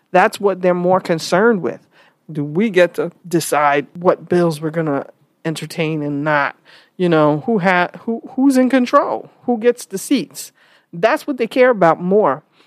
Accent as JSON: {"language": "English", "country": "United States", "said": "I'm saying this as an American who's only ever been in America."}